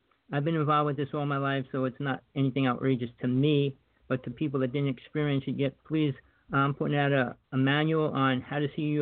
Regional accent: the Big Island, Hawaii, United States; I'm from Hawaii, the Big Island.

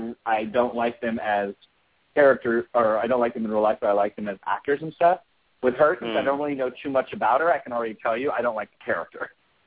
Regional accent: New York, United States; I know. I'm a New Yorker.

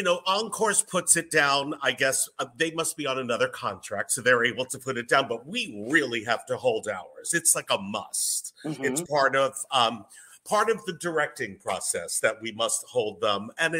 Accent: Massapequa, New York, United States; I'm from Long Island

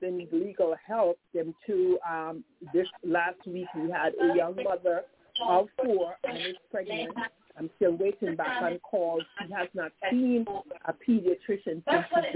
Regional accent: Antigua & Barbuda; also born or lived in St. Croix; now in United States; I'm from Antigua and Barbuda, born and raised in Antigua and Barbuda, and immigrated to St. Croix and to the United States

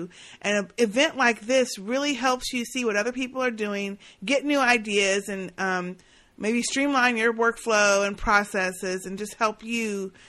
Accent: Dallas, Texas, United States; So Sistah J and I are from Dallas.

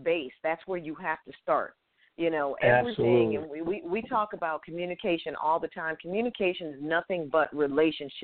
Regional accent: Hartford, Connecticut, United States; moved away; also born or lived in Atlanta, Georgia; I am not from Boston. I am from Hartford, Connecticut.

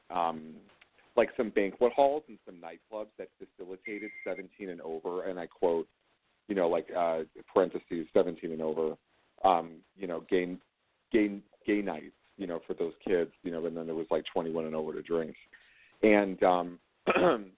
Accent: Chicago, Illinois, United States; growing up in Chicago

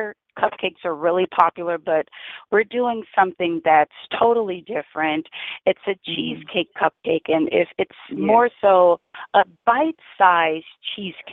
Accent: New Iberia, Louisiana, United States; moved away; Yes, I'm from Louisiana. I'm actually from New Iberia, Louisiana

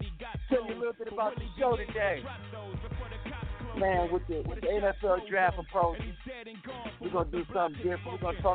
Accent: Cleveland, Ohio, United States; I'm from Cleveland, Ohio. I'm from the land.

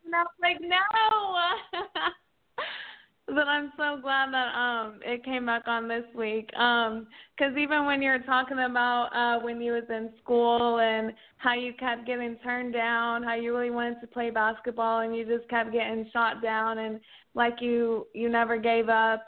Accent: Oklahoma, United States; now in Dallas, United States; I'm from Oklahoma, but I live in Dallas.

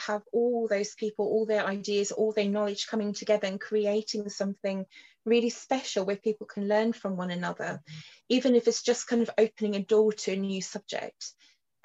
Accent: Cape Town, Western Cape, South Africa; moved away; also born or lived in London; I grew up in Cape Town in South Africa on the other side of the world

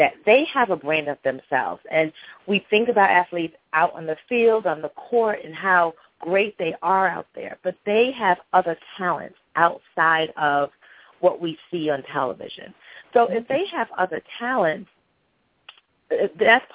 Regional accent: Cambridge, Massachusetts, United States; also born or lived in England; now in Atlanta, United States; I was actually born in England. I grew up in Cambridge, Massachusetts, currently reside in Atlanta.

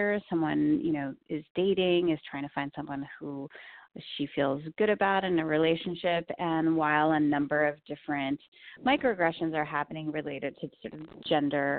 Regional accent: Long Island, New York, United States; moved away as an adult; now in Bay Area, United States; So I was born in the state of New York in Long Island and then made my way here over now 15 years ago

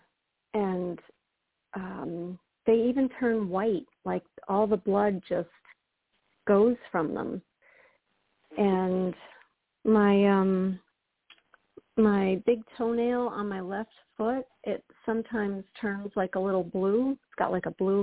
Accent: Northeast Pennsylvania, United States; I'm from Northeast Pennsylvania

